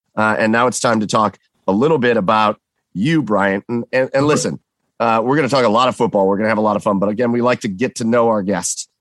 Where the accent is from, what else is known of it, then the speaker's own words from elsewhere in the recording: Rocky River, Ohio, United States; I grew up in Rocky River